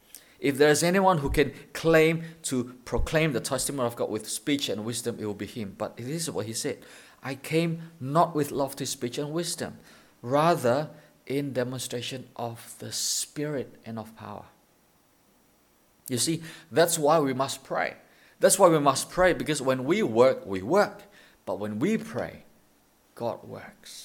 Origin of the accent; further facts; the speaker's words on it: Indonesia; now in Thailand; We're from Indonesia.